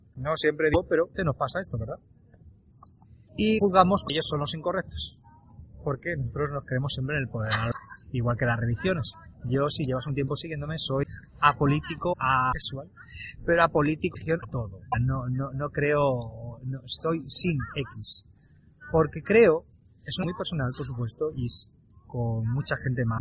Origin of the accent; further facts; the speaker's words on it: Spain; yo tengo unos valores, una ética, una forma de expresar por haber nacido en España. Aunque ya sabes que no soy del todo español, pero nací en España